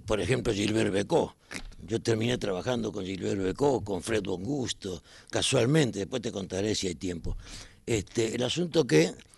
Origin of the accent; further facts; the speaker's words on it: Buenos Aires, Argentina; Siempre en Capital. Si nací acá y me crié acá